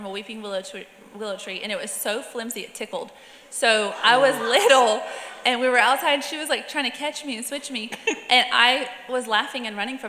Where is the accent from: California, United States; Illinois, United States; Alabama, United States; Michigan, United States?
Alabama, United States; also born or lived in South Georgia; But I mean, growing up in South Alabama, South Georgia, like the switch is a thing.